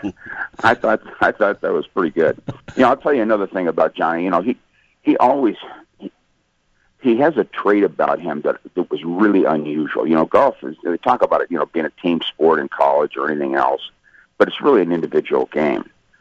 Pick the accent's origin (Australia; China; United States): United States; California; And I came from Southern California. I never saw that stuff in my life.